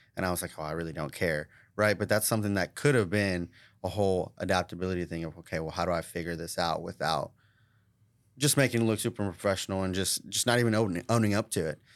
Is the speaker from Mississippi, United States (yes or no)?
no; Tulsa, Oklahoma, United States; born or raised there